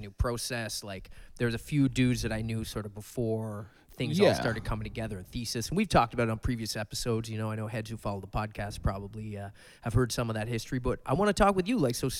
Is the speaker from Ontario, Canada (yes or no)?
no; Dartmouth, Nova Scotia, Canada; So growing up in Dartmouth, Nova Scotia, born and raised, we met in Halifax probably mid-90s